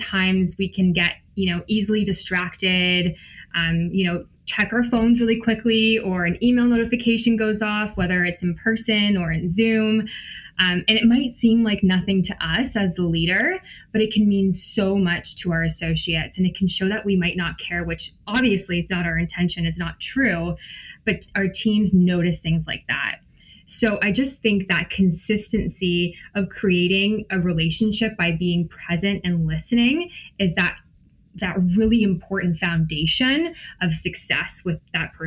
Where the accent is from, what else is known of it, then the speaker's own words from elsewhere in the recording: Wasaga Beach, Ontario, Canada; moved away; also born or lived in Guelph; I grew up in Wasega Beach